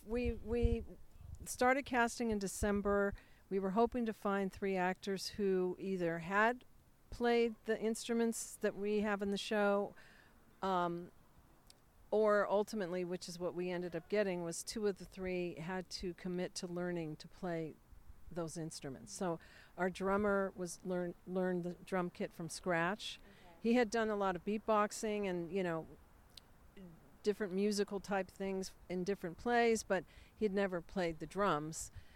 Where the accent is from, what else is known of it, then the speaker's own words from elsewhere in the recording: Monterey Park, California, United States; I was raised in Monterey Park